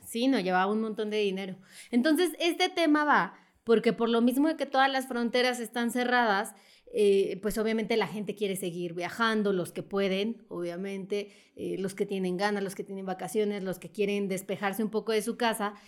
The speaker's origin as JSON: {"language": "Spanish", "country": "Mexico", "said": "los mexicanos no podemos entrar a la Unión Europea"}